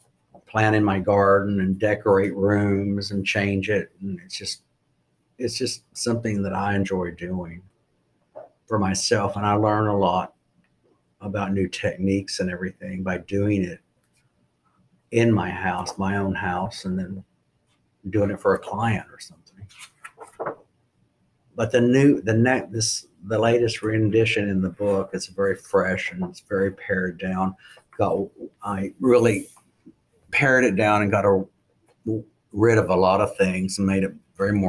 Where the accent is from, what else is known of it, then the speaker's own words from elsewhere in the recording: Oklahoma, United States; now in Bedford, United States; I'm from Oklahoma